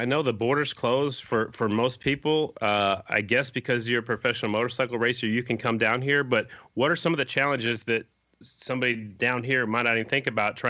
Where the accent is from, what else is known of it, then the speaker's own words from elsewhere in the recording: Oklahoma City, Oklahoma, United States; also born or lived in South Dakota; Oklahoma City, my hometown.